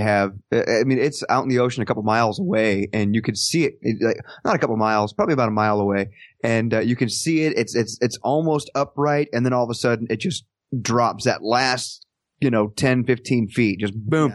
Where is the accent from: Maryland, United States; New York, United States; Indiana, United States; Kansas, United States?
Kansas, United States; Parsons; my hometown here, Parsons, Kansas